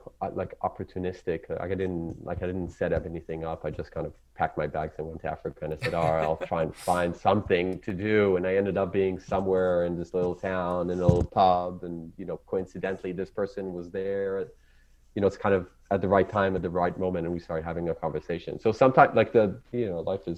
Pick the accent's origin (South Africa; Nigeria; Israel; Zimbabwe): Israel; Jerusalem, Jerusalem District; first language Hebrew; English is a second language; moved away as an adult; now in Australia; growing up in Israel, it's like I grew up in Jerusalem